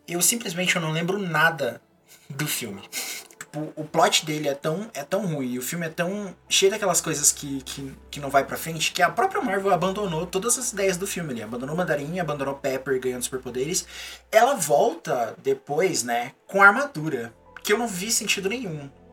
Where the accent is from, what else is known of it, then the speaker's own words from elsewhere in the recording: Brazil; a gente é brasileiro